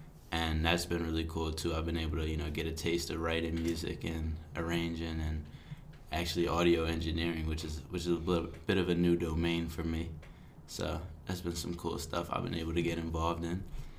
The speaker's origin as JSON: {"language": "English", "town": "Philadelphia", "region": "Pennsylvania", "country": "United States", "said": "I'm from Philly. I think that comes across a lot in a lot of things I do."}